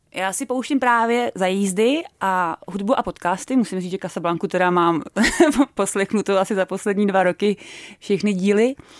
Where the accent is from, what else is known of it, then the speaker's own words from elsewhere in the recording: Czechia; moved away as an adult; also born or lived in New Zealand / Canada / Malta / Norway; now in Ireland; jako každý Čech